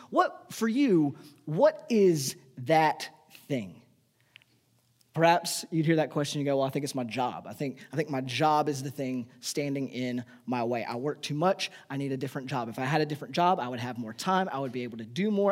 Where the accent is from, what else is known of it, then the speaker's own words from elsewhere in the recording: United States; we, as the American people, our nation